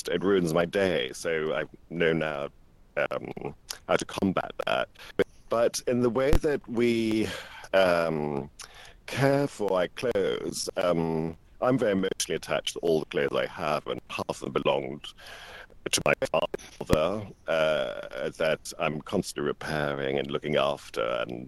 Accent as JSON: {"language": "English", "country": "Malta", "tie": "born or raised there", "also_born_or_lived": "England", "moved": "yes", "said": "I was born in Malta, but it was an English colony at the time"}